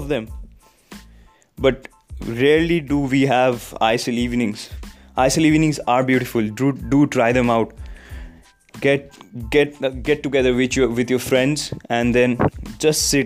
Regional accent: India; As a Indian fan of Indian football and also German football

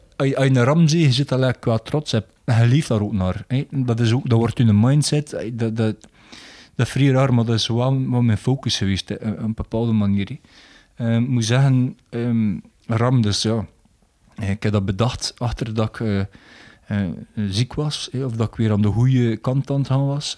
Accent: Belgium

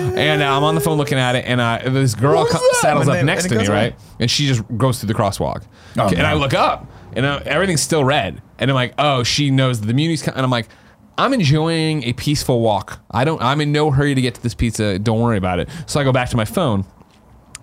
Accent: Chicago, Illinois, United States; I'm from Chicago

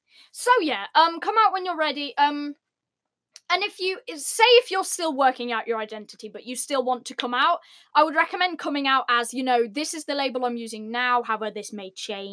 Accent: United Kingdom; Even though we're British.

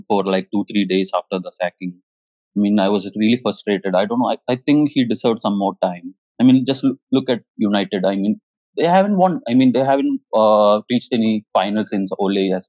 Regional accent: Kerala, India; now in Hyderabad, India; Actually, I'm from Kerala.

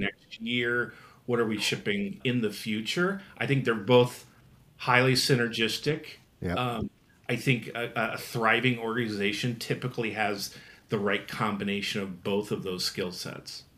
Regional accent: Nebraska, United States; grew up in the Midwest. I think it's always good to say that I'm from Nebraska

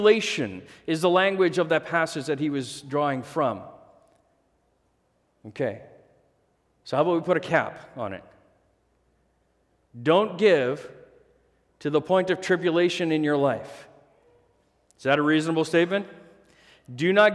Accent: Manitoba, Canada; we grew up in Manitoba housing, low-income housing. When we first moved to Canada, we were on social assistance for the first while

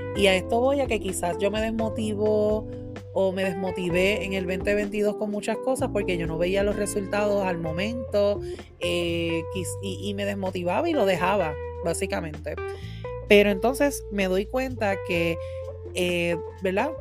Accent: Puerto Rico; moved away as an adult; now in Massachusetts, United States; Yo hace ya un año y medio que me mudé de Puerto Rico. Tuve que dejar, ¿verdad? Mi isla hermosa Puerto Rico

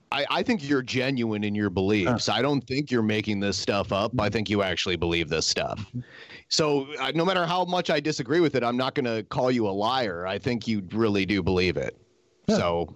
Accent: Toledo, Ohio, United States; I'm from Toledo, Ohio. It's like in the Rust Belt.

